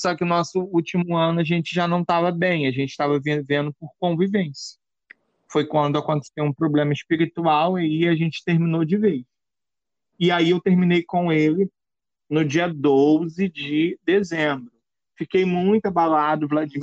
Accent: Brazil; eu não ia sair da minha terra natal

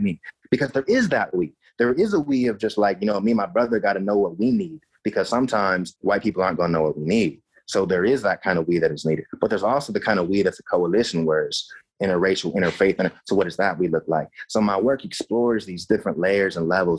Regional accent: United States; moved away as an adult; also born or lived in Madison / Oregon; now in Canada; I'm in Canada now. I'm from the States

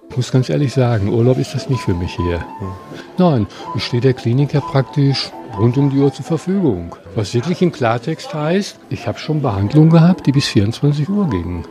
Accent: Germany; moved away; als Deutscher

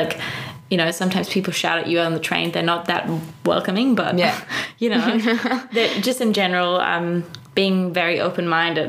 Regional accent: Munich, Bavaria, Germany; moved away as an adult; now in Berlin, Germany; I come from Munich and Munich is a really rich city

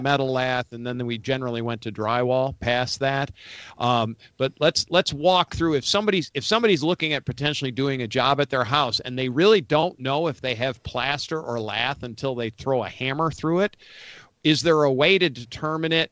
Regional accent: Rochester, New York, United States; now in Atlanta, United States; I grew up in Western New York, outside Rochester, New York

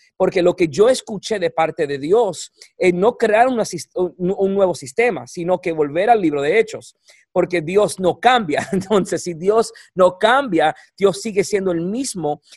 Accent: Puerto Rico; moved away; soy boricua

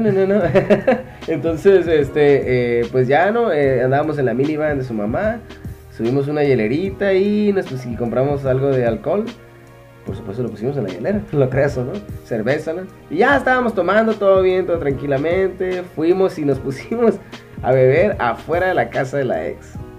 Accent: Mexico; soy, mexicanón mexicano, 100%

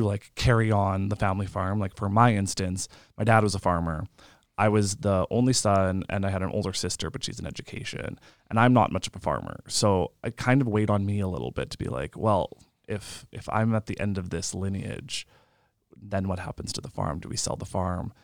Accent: Lemberg, Saskatchewan, Canada; I'm from Lemberg, so nineteen people in my graduating class

